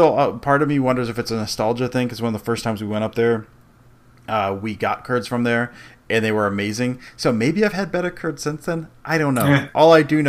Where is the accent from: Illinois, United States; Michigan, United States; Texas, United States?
Michigan, United States; outside of Detroit; I grew up outside of Detroit.